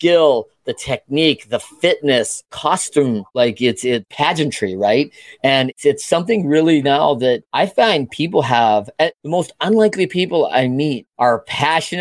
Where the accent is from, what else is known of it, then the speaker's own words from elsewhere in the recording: Battle Creek, Michigan, United States; I'm a Battle Creek, Michigan product here.